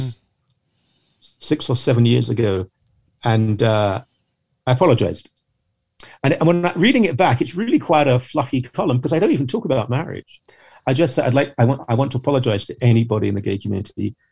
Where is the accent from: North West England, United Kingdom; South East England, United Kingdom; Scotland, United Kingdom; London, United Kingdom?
London, United Kingdom; a London suburb, United Kingdom; I'm a Brit. I was raised in a quite ordinary sort of upper working class, lower middle class home in a London suburb.